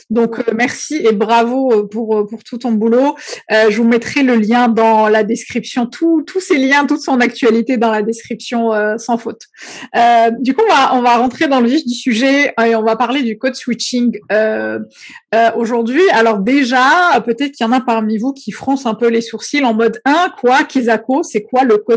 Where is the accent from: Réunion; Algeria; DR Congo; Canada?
Algeria; now in France; j'ai suis née, j'ai grandi en Algérie, donc il y a beaucoup beaucoup de choses que j'ai découvert en arrivant en France.